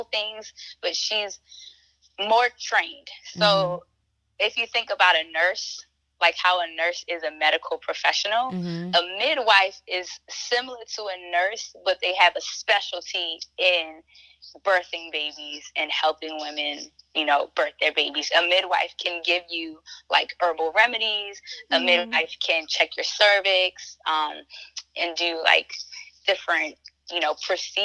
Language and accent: English; Baltimore, Maryland, United States; I'm a Black woman and I'm from Baltimore